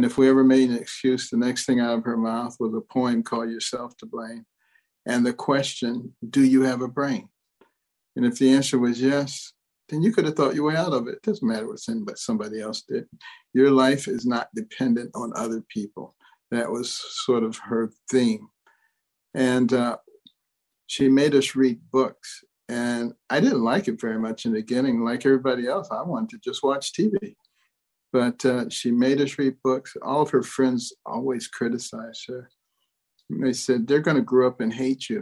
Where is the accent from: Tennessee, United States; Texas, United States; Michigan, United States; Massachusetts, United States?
Michigan, United States; Detroit; also born or lived in Boston; I grew up in Detroit and partly in Boston